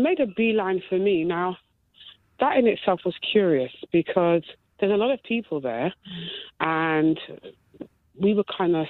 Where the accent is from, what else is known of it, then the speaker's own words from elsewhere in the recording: United Kingdom; I'm born here, but African heritage.